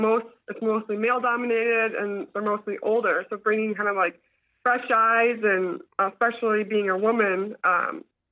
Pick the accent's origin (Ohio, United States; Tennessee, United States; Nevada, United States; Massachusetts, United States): Ohio, United States; moved away as an adult; I'm originally from Ohio